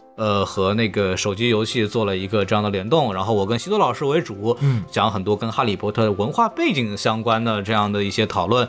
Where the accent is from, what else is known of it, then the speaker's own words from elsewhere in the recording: Jiangnan, China; moved away; 我们可能是一个江南一个不是很有钱的县